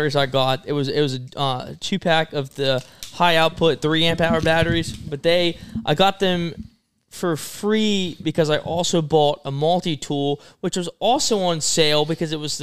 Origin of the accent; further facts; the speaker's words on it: Denton, Maryland, United States; I am from Denton, Maryland